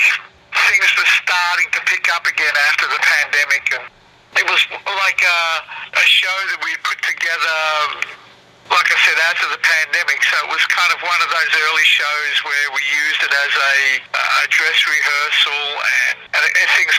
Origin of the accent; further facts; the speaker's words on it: Melbourne, Victoria, Australia; moved away as an adult; now in Chicago, United States; I'm originally from Melbourne, Australia. I was born and raised there.